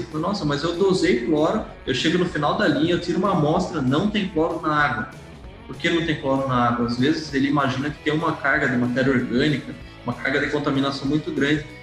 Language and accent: Portuguese; Amparo, São Paulo, Brazil; now in Bragança Paulista, Brazil; eu sou de Amparo, né, uma cidade do interior de São Paulo. É, mas hoje eu moro numa cidade chamada Bragança Paulista. E eu sou formado na Universidade de São Francisco.